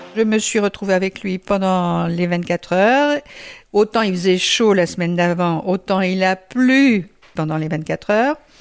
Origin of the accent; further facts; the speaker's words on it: Le Mans, Pays de la Loire, France; nous on est du Mans